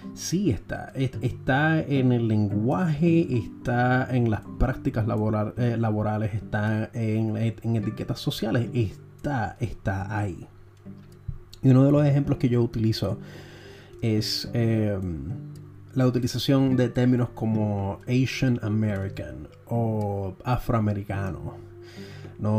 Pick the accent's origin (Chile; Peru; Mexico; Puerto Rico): Puerto Rico; Nos ha pasado a nosotros los puertorriqueños